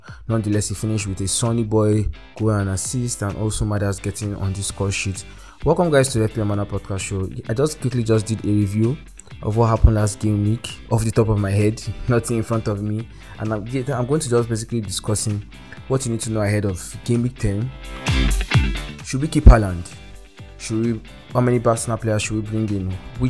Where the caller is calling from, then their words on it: Abuja, Federal Capital Territory, Nigeria; I'm recording from Abuja, Nigeria, the heart of Nigeria